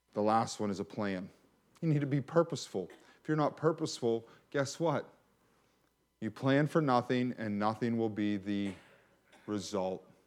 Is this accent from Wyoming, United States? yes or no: no; McKeesport, Pennsylvania, United States; I grew up in McKeesport